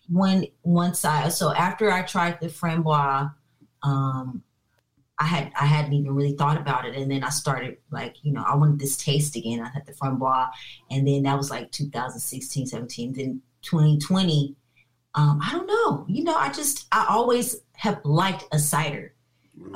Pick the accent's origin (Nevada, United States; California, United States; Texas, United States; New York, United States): California, United States; Inglewood; also born or lived in Long Beach, California; I actually was born and raised in Inglewood, California